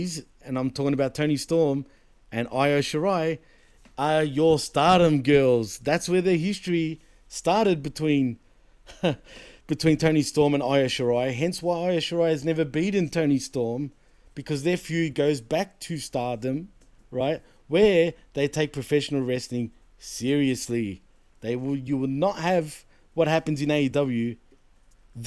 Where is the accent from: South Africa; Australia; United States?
Australia; Not only am I Greek, but I'm a Greek born and bred in Australia